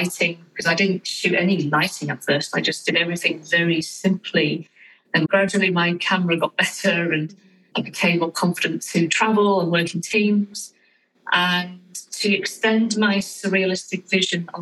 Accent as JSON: {"language": "English", "country": "United Kingdom", "said": "I'm a British fine art photographer"}